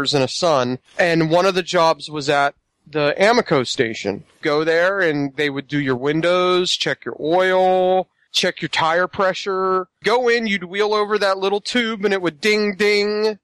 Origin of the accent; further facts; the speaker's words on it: Ritchieville, Pennsylvania, United States; where I grew up in Ritchieville, Pennsylvania